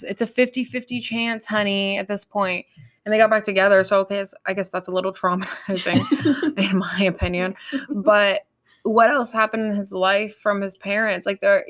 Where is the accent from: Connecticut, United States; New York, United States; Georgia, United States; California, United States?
California, United States; I'm from California, right.